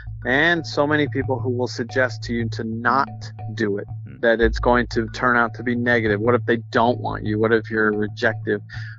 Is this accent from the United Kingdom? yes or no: no; Nuevo Casas Grandes, Chihuahua, Mexico; born there; So I was born in Nuevo Casas Grandes, which is a very small town in Chihuahua, Mexico.